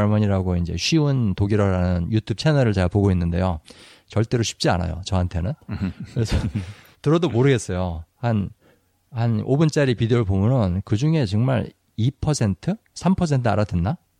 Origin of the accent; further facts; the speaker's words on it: Seoul, South Korea; 저는 이제 서울 사람이니까 표준말을 쓰는데